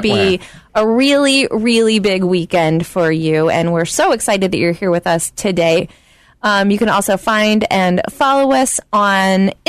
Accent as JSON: {"language": "English", "region": "the South", "country": "United States", "said": "I am from the South"}